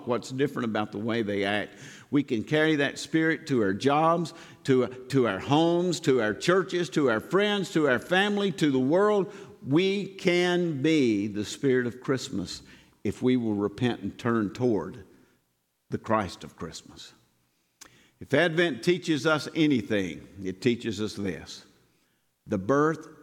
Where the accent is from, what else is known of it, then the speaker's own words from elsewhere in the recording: Southern, United States; accent: heavy Southern; my heavy Southern accent